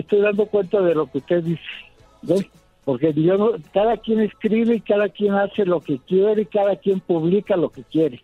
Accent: Mexico; como mexicano

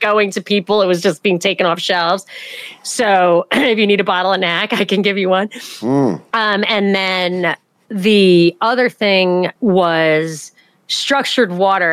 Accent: New York, United States; moved away; also born or lived in Atlanta; I'm from New York

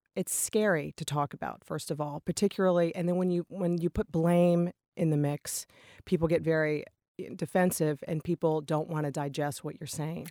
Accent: Richmond, Virginia, United States; now in Massachusetts, United States; I'm from Richmond, Virginia

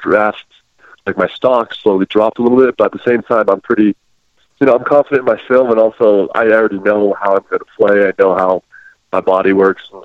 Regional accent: Utah, United States; I'm from Utah

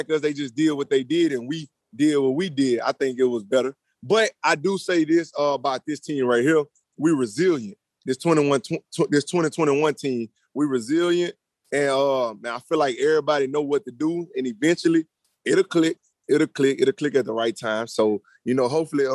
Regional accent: New Orleans, Louisiana, United States; moved away; we went down there to my hometown

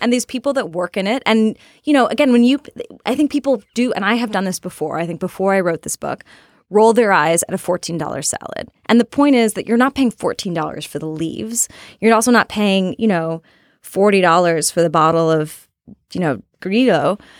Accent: Portland, Oregon, United States; I'm from Portland, Oregon. I had a high school reunion with a lot of other Portlanders

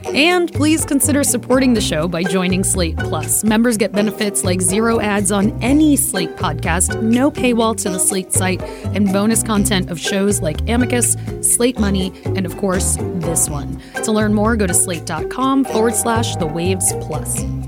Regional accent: New York City, New York, United States; I am Puerto Rican from Brooklyn.

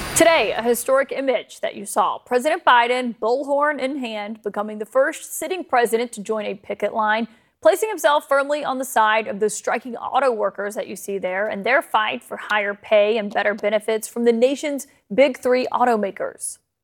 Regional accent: Alabama, United States; my home state

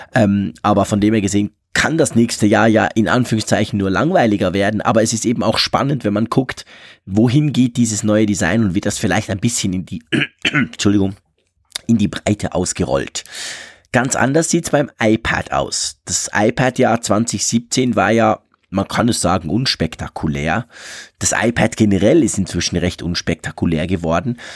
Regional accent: Switzerland; ich als Schweizer

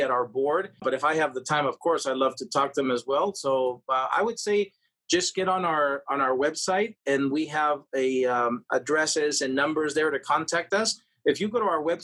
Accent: Peru; now in Las Vegas, United States; I come from Peru

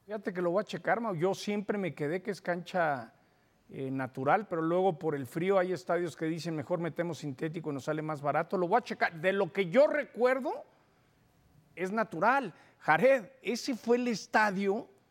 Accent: Mexico; yo soy mexicano de nacimiento

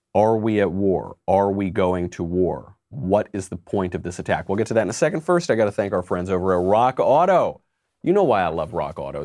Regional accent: New York, United States; I'm from New York

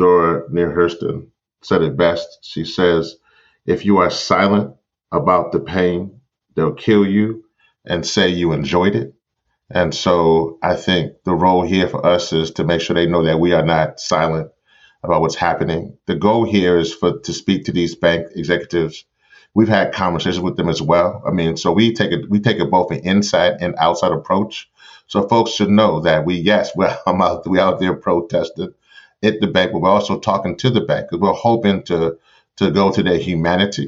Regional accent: Louisiana, United States; in Memphis, New Orleans, you know, my home state

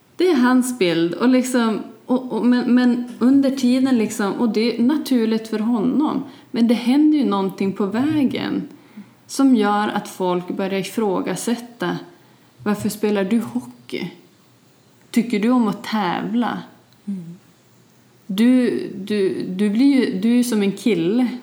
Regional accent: Vilhelmina, Västerbotten County, Sweden; also born or lived in Holmsund; När vi flyttade från Holmsund till Vilhelmina

